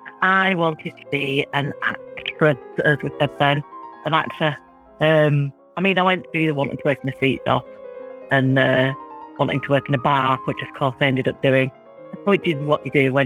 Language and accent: English; Leeds, Yorkshire and the Humber, United Kingdom; I'm from South Leeds, I'm from Beeston, and actors didn't come from Beeston.